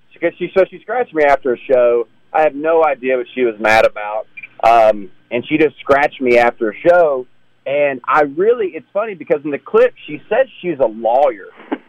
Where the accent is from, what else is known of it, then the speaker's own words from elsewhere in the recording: Brookwood, Alabama, United States; I'm from Brookwood, Alabama, and I know people in my hometown that they're like, oh, I can't wait to leave this place. I'm like, I love Brookwood. I love 1,800 people, you know?